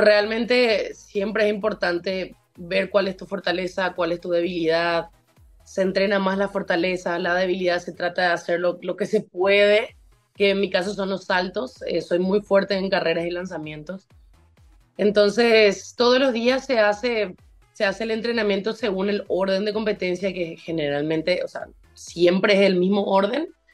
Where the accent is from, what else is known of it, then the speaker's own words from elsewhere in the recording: Paraguay; also born or lived in Tulsa, Oklahoma, United States; en Paraguay no tenemos leones